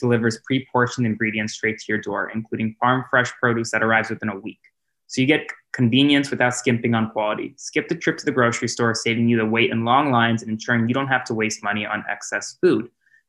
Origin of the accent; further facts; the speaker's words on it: Florida, United States; I grew up, my childhood home was only about 10 minutes away from Marjory Stoneman Douglas High School.